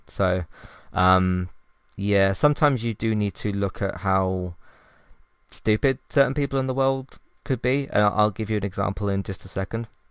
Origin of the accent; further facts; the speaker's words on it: United Kingdom; I'm from the UK